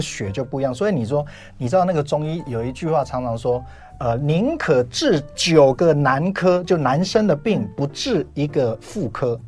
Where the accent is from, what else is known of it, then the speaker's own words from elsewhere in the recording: Taiwan; 我在我那个年代刚好是抗生素到了台湾